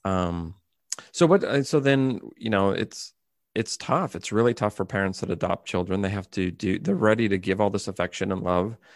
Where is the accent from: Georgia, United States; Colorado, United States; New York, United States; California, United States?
California, United States; moved away as an adult; now in Japan; I'm from California in, in America